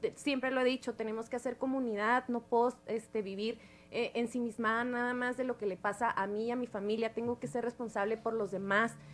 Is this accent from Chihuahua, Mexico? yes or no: yes; Nuevo Casas Grandes, Chihuahua, Mexico; del municipio donde yo soy, de Nuevo Casas Grandes